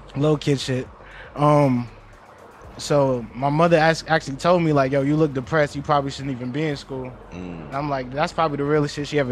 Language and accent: English; Boston, Massachusetts, United States; moved away as an adult; now in Los Angeles, United States; I grew up in Hyde Park